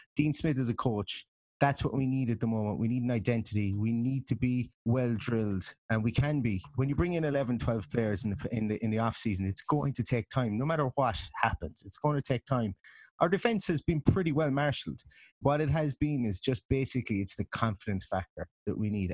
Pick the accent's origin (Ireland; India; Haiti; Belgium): Ireland; being Irish